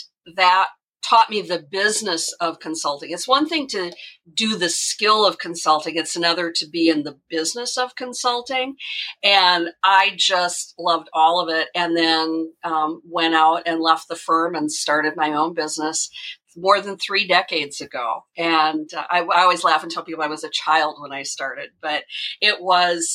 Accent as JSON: {"language": "English", "region": "Minnesota", "country": "United States", "tie": "born or raised there", "said": "I grew up in a small town with a small family business. It was an auto body repair shop. And that's all I knew as a little kid. Now, my mom was an executive secretary for 3M for their world headquarters, which was located about a half an hour from my hometown."}